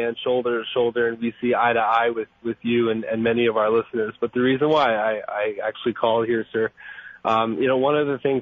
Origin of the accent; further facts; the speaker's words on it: South Florida, United States; I was born and raised here in South Florida